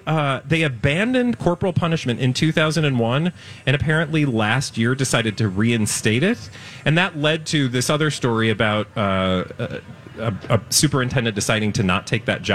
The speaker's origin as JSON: {"language": "English", "town": "Houston", "region": "Texas", "country": "United States", "tie": "born or raised there", "also_born_or_lived": "Chicago", "said": "when I was growing up in Houston, and I went to I enrolled in middle school. We came from Chicago, moved to Houston"}